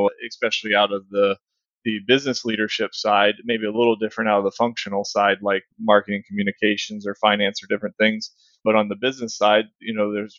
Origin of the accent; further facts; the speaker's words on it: Virginia, United States; moved away as an adult; now in Houston, United States; I grew up in Virginia, and the high schools there are a little smaller.